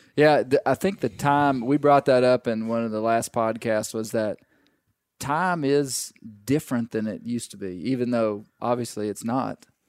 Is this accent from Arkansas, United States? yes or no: yes; Arkansas, United States; we grew up in Arkansas. We, we grew up this way